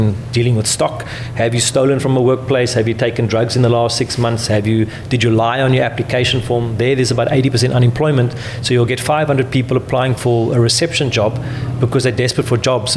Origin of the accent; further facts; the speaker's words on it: South Africa; now in United Kingdom; So I'm from South Africa